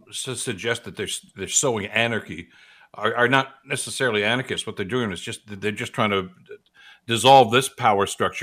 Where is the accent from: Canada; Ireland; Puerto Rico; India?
Canada; And we celebrate what is Canadian. We celebrate being Canadian.